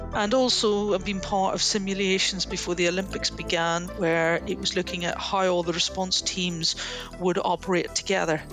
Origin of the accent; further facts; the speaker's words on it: Northern Ireland, United Kingdom; moved away; I grew up in Northern Ireland during the Troubles